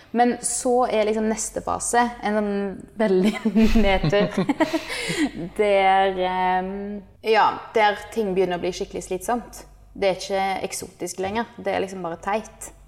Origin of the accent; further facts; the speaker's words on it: Norway; moved away as an adult; now in Indonesia; et sånn selvstendig liv som vi er vant med fra Norge